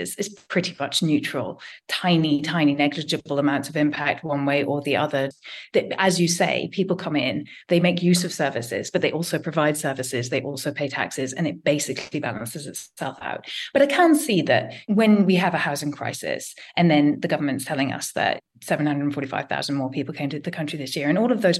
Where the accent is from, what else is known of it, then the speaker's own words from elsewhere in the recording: London, United Kingdom; I am a Londoner